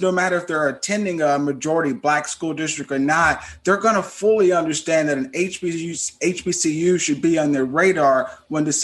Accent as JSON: {"language": "English", "town": "Eupora", "region": "Mississippi", "country": "United States", "tie": "born or raised there", "said": "I'm from Mississippi, Devin's from Mississippi, we're both from Mississippi. Um, my hometown is Eupora, Mississippi, and you know, not very far from JSU, about an hour and a half."}